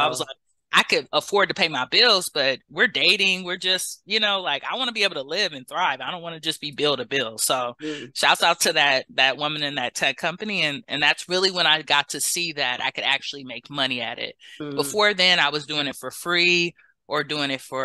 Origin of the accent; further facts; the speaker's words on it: Los Angeles, California, United States; moved away as an adult; now in Bay Area, United States; I'm from Los Angeles, but about 8 years ago, I moved to the Bay Area for love